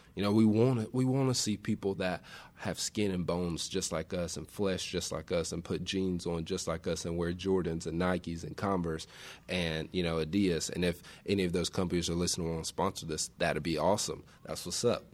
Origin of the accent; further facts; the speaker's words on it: West Tennessee, United States; I grew up on West Tennessee